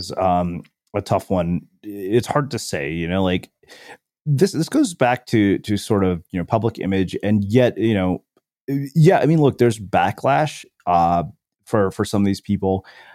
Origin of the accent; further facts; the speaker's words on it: India; growing up in India, where, you know, when our parents were growing up, their outcomes were pretty much binary.